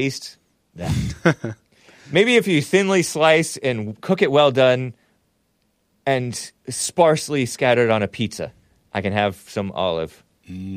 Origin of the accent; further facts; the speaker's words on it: Southern California, United States; I'm from Southern California